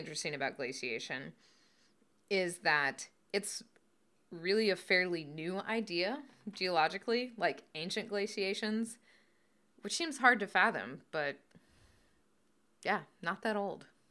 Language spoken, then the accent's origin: English; the South, United States; we grew up in the South